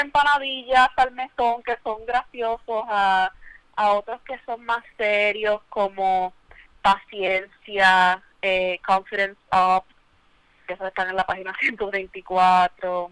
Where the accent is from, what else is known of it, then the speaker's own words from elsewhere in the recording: Mayagüez, Puerto Rico; moved away; also born or lived in Ponce; la realidad es que yo me crié en Mayagüez